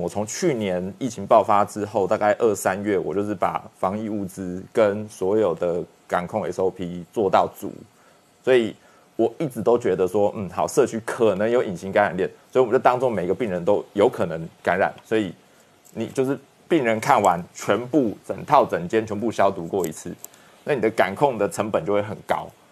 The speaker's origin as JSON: {"language": "Chinese", "country": "Taiwan", "said": "我们台湾人民"}